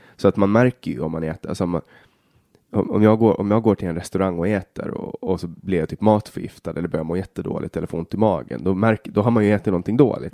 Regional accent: Åland Islands; Hemma på Åland

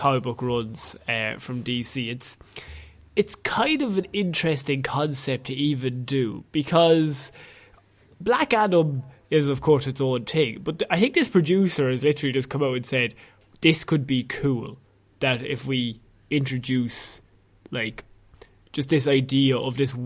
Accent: Ireland; two Irish men

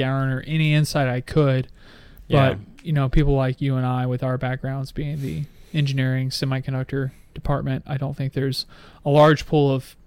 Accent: United States; as American, doing a podcast from my couch

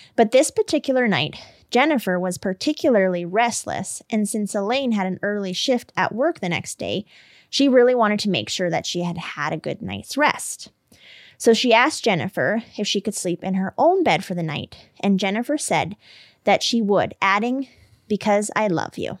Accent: Canada; I'm Canadian

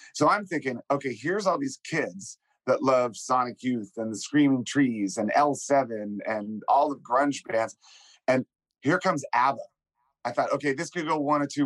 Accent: Washington, District of Columbia, United States; When I was young, growing up in Washington, D.C., I was like a little punk rock kid

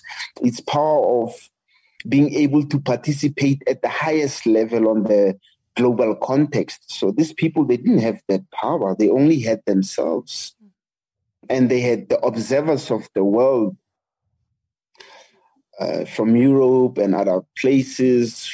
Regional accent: Soweto, Gauteng, South Africa; English is a second language; I come from South Africa, and I grew up in apartheid South Africa

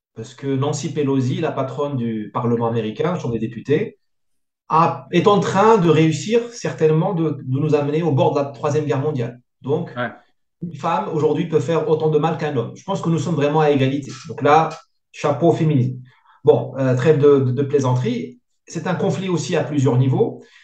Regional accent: Morocco; now in France; Il y avait beaucoup d'indiscipline chez nous au Maghreb

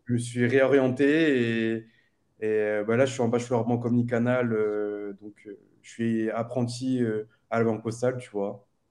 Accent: Réunion; moved away as an adult; now in Nice, France; je suis né à La Réunion, tranquille le 2 mai 1998. Et ensuite, j'ai fait ma scolarité à La Réunion

